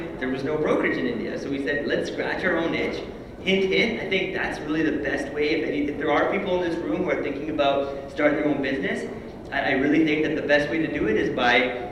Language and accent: English; Canada; So I was born and raised in Canada.